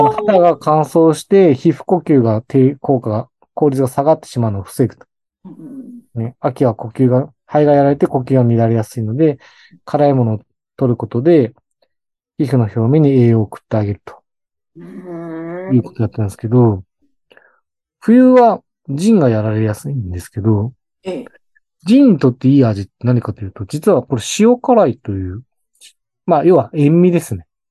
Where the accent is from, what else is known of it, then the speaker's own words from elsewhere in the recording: Hokkaido, Japan; 私も北海道出身なので